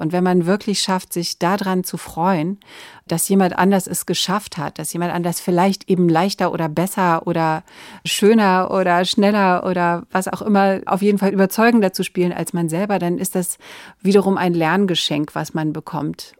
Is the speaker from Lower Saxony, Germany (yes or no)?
yes; Verden an der Aller, Lower Saxony, Germany; in dem kleinen Ort, wo ich aufgewachsen bin, in Pferden an der Aller